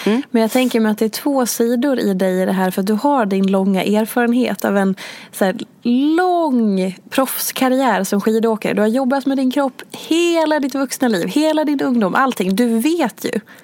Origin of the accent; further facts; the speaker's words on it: Hedemora, Dalarna County, Sweden; jag är uppvuxen i Hedemora